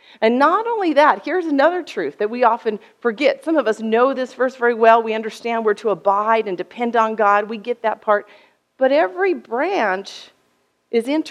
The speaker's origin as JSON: {"language": "English", "country": "United States", "said": "I'm American from the West"}